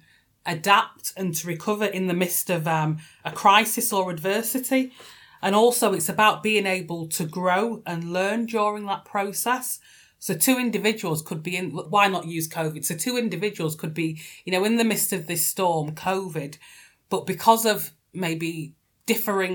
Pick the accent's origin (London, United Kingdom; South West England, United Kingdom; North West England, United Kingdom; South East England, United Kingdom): North West England, United Kingdom; I'm a Northerner based in Manchester